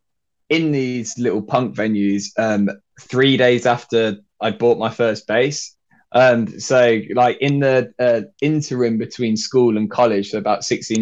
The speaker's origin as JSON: {"language": "English", "town": "Derby", "region": "East Midlands", "country": "United Kingdom", "tie": "born or raised there", "also_born_or_lived": "Nottingham", "moved": "yes", "lives_now": "Essex, United Kingdom", "said": "I was born in Nottingham, okay. So that's kind of like, I don't know, 30-40 miles from Leicester. And then I grew up in a town or a city called Derby"}